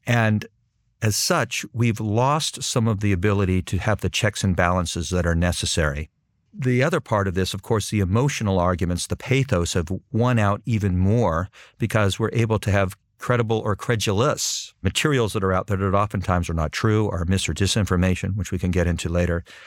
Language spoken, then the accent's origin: English; Southern California, United States; also born or lived in Boston / Washington / Brussels; now in Princeton, United States; I'm originally from Southern California